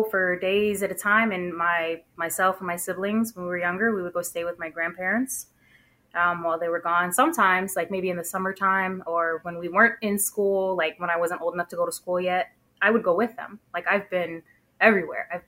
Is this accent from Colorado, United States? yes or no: no; Springtown, Texas, United States; also born or lived in Fort Worth, Texas; I'm born and raised in Texas. Um, I grew up in a really small town uh, called Springtown. Um, I lived there maybe until I was about 10 years old, and then we moved to a bigger city, um, Fort Worth.